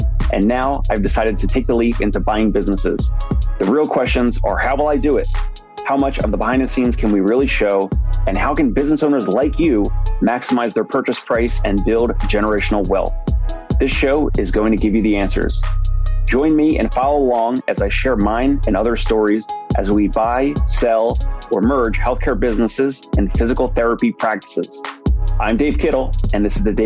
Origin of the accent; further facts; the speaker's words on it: Maple Shade, New Jersey, United States; we're both South Jersey guys. I'm from Maple Shade